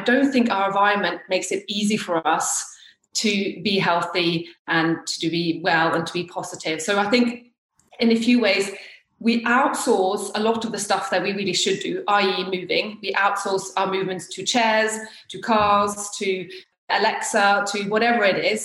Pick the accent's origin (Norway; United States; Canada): Norway; also born or lived in near Chichester, United Kingdom; now in Chichester area, United Kingdom; So I've actually lived here longer than I have in Norway. So yes, I'm from Norway.